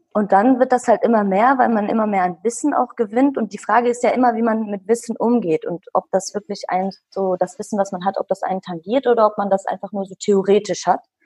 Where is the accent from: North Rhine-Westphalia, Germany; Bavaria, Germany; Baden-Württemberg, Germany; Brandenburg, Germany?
North Rhine-Westphalia, Germany; Bielefeld; ich bin in Bielefeld geboren und aufgewachsen. Hm, meine Eltern sind Kurden